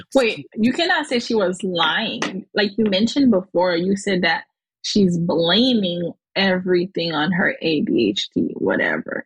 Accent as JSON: {"language": "English", "country": "Haiti", "accent": "Haitian", "said": "my Haitian accent"}